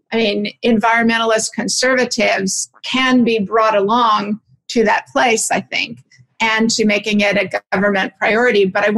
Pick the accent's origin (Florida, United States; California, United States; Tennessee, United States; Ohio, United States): California, United States; Sonoma; I'm from Sonoma, California, and I was home for 4 or 5 months of the pandemic lockdown there.